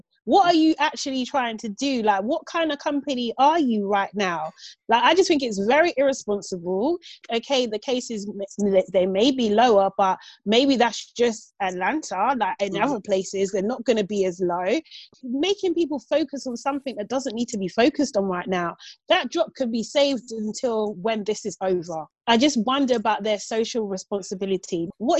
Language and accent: English; Nigeria; And it's a big part of my identity as well as being Nigerian.